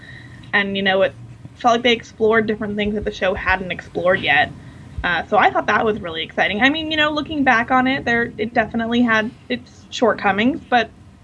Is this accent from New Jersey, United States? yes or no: no; Los Angeles, California, United States; also born or lived in Washington, D.C.; I actually grew up in California. Oh, did you? Here in Los Angeles.